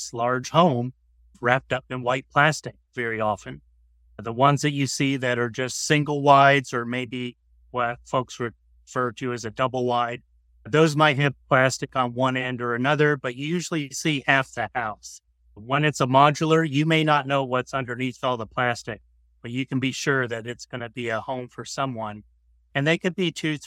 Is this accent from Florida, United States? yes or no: yes; Florida, United States; moved away as an adult; now in Burnsville, United States; originally, I was from Florida. I'm a Florida native